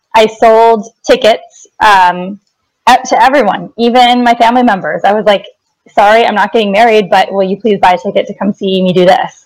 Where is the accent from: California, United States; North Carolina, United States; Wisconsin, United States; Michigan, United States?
Wisconsin, United States; also born or lived in Chicago; now in Los Angeles, United States; I grew up in Wisconsin